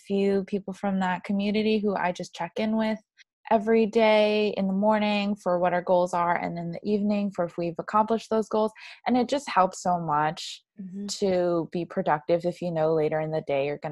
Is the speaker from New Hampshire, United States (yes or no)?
no; New York, United States; also born or lived in Shanghai / Madrid / Florence; was born and raised in New York. I've lived in three other cities, Shanghai, Madrid, and Florence